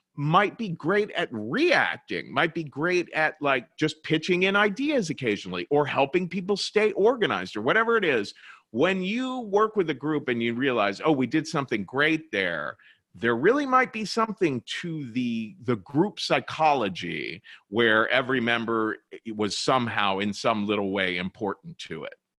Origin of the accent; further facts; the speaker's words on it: Cincinnati, Ohio, United States; moved away as an adult; also born or lived in New York; I was born and raised in Cincinnati, Ohio